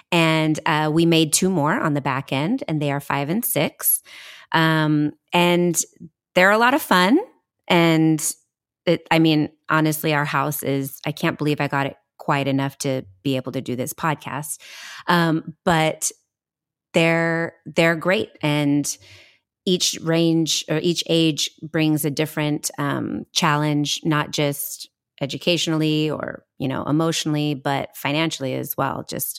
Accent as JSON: {"language": "English", "town": "Oakland", "region": "California", "country": "United States", "tie": "born or raised there", "said": "Well, a little bit about me. I, too, am born and raised in Oakland."}